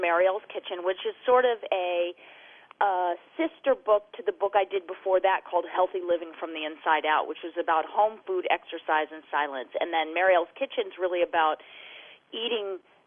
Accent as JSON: {"language": "English", "region": "Idaho", "country": "United States", "tie": "born or raised there", "moved": "yes", "lives_now": "Southern California, United States", "said": "I grew up in Idaho, and it's beautiful there"}